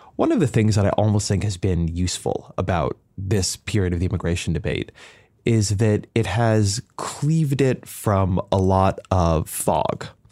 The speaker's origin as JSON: {"language": "English", "region": "Southern California", "country": "United States", "moved": "yes", "said": "I come from Southern California, my, my community was heavily immigrant"}